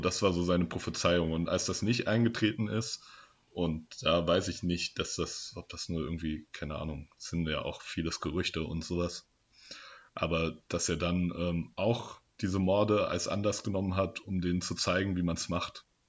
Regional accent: Germany; also born or lived in Darmstadt; now in Marburg, Germany; als Deutscher

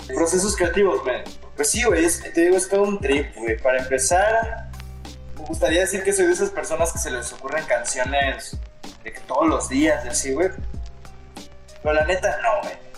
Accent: Los Cabos, Baja California Sur, Mexico; Soy de los Cabos, Baja California Sur.

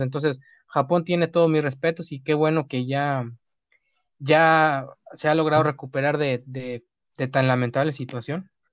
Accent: Mexico; uno como mexicanos

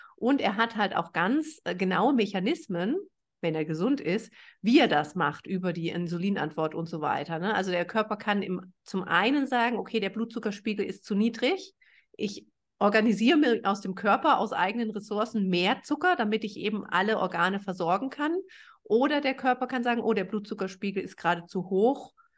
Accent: Germany; ich bin äh, Deutsche

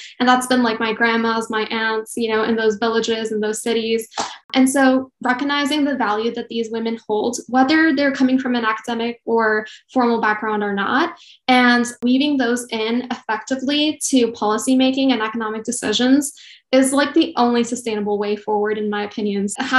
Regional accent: India; moved away; I'm originally from India.

